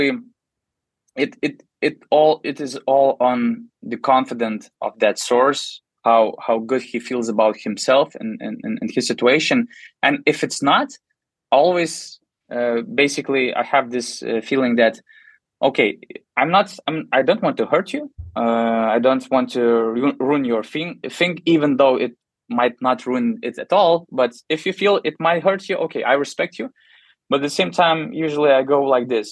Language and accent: English; Panevėžys, Panevėžys County, Lithuania; I'm from Panevėžys, so my team is Lietkabelis